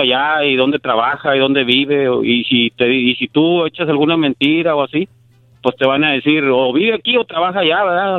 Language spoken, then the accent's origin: Spanish; Nuevo Laredo, Tamaulipas, Mexico; moved away as an adult; now in United States; yo soy de Nuevo Laredo